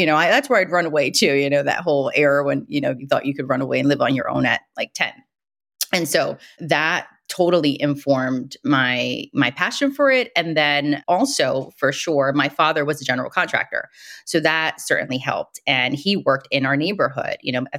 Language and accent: English; Brooklyn, New York, United States; Growing up in Brooklyn in the 80s is very different than growing up in Brooklyn today.